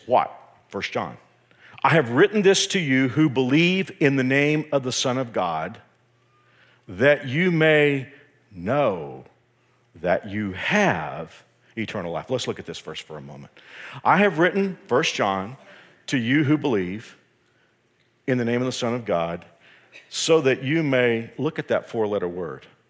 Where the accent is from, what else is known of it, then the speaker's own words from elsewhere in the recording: Texas, United States; I'm from Texas